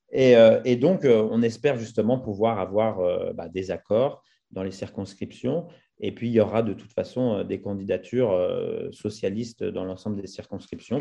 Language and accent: French; France; moved away; quand on est français établi hors de France, on a des fois une double culture, on a des visions différentes, on a du recul par rapport à, notre pays d'origine